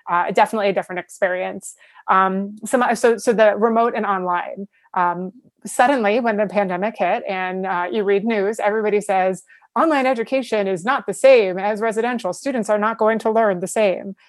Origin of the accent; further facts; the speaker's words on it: New York, United States; also born or lived in Buffalo, New York; I'm from New York